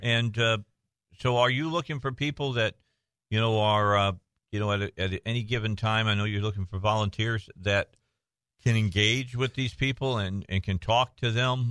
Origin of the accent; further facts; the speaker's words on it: Indiana, United States; moved away; I'm from Indiana originally